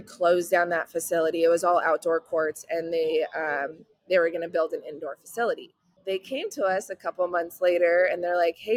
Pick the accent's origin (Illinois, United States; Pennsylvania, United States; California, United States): California, United States; moved away as an adult; now in Houston, United States; I'm originally from California. We moved here February of 22 to Houston, Texas